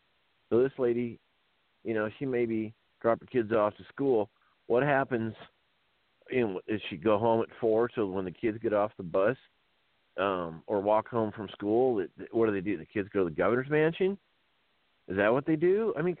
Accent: Iowa, United States; I was born and raised in Iowa.

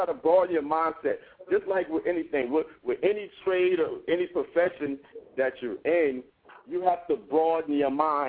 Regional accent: Columbus, Ohio, United States; Dude, I'm from Columbus, Ohio, but I got T-shirts.

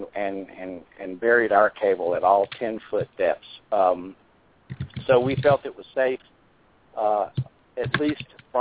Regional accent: North Carolina, United States; my hometown in North Carolina

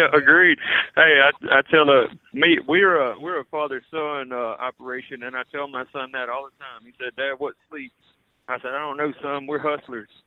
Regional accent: Louisiana, United States; now in Mississippi, United States; we're originally from Louisiana

